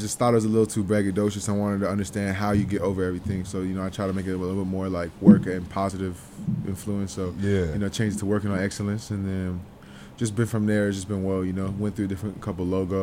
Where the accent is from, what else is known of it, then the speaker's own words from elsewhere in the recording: Toronto, Ontario, Canada; also born or lived in Whitby, Ontario; I grew up like kind of all over. I grew up downtown.